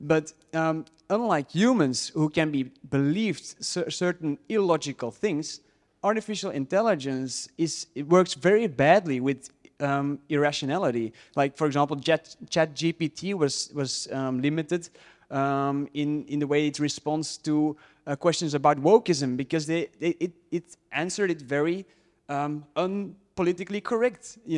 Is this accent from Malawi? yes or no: no; Belgium; English is a second language; from Belgium.